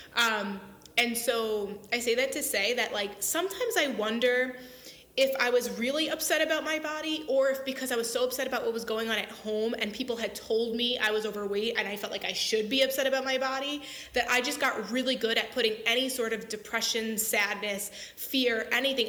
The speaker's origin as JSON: {"language": "English", "area": "Long Island", "region": "New York", "country": "United States", "tie": "born or raised there", "said": "I grew up on Long Island, New York"}